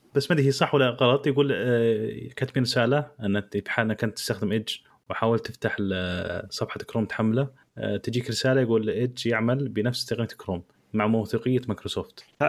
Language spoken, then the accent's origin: Arabic; Saudi Arabia; عندنا في السعوديه